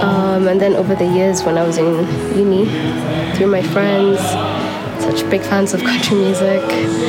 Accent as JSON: {"language": "English", "region": "Nairobi", "country": "Kenya", "said": "I'm from Nairobi."}